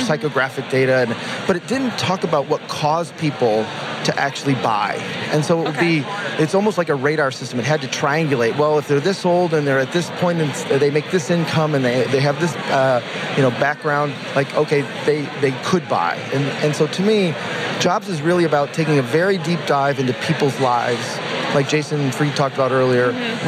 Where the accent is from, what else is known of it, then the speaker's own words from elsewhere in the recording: Detroit, Michigan, United States; I'm from Detroit